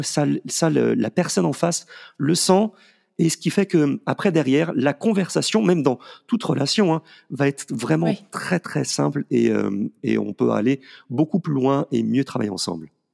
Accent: Paris, Île-de-France, France; moved away; also born or lived in Valence region; moi étant parisien

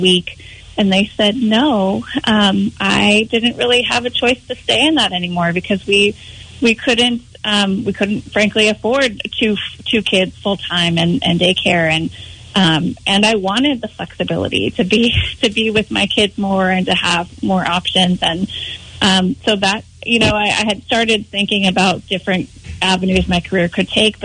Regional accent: Rhode Island, United States; moved away as an adult; also born or lived in New Hampshire / Philadelphia / Boston; now in Maine, United States; I grew up in Rhode Island

